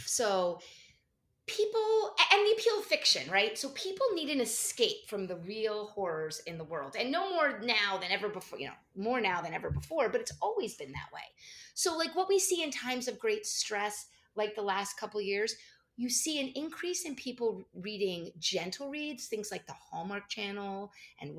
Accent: New Jersey, United States; I grew up in New Jersey, so of course it was a local mall

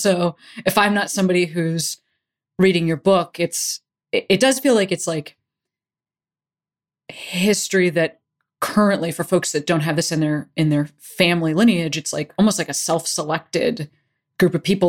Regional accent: Chicago, Illinois, United States; now in California, United States; I'm a white person that is fourth generation American, and I moved from Chicago, where I heard very little about Japanese American incarceration to California 10 years ago

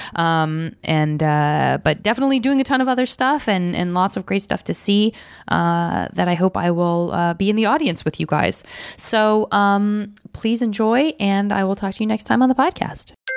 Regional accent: Arizona, United States; moved away as an adult; also born or lived in San Francisco; I'm from Arizona, and I couldn't wait to get out of heat

